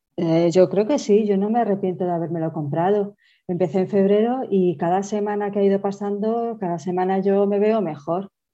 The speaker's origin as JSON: {"language": "Spanish", "town": "Toledo", "region": "Castilla-La Mancha", "country": "Spain", "said": "soy de Toledo"}